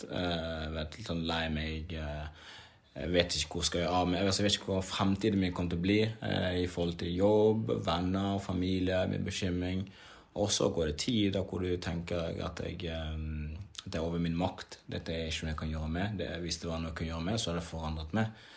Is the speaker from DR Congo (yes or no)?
yes; DR Congo; now in Norway; Jeg kom fra et liv der hvor jeg kom fra krig, nær døden. Jeg kom fra å bo i flyktningsland mange år til å komme til Norge.